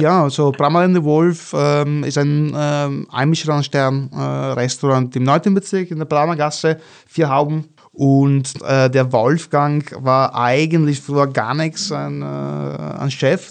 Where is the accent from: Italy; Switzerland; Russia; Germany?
Italy; Venice, Veneto; German is a second language; moved away as an adult; now in Vienna, Austria; ich bin, bin Venezianer, also ich komme aus Venedig